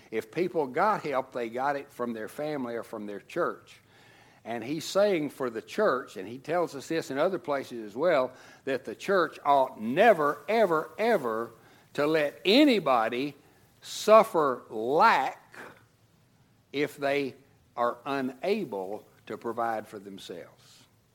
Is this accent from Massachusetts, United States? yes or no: no; Tennessee, United States; moved away as an adult; now in Texas, United States; And when I first went to seminary, I came from Tennessee to Texas, didn't have a job, didn't have anything